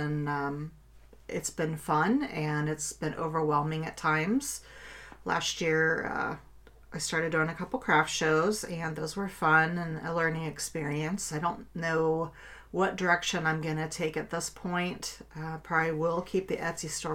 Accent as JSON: {"language": "English", "town": "Kettering", "region": "Ohio", "country": "United States", "tie": "born or raised there", "said": "I grew up in Kettering, Ohio. I've pretty much lived in this area all"}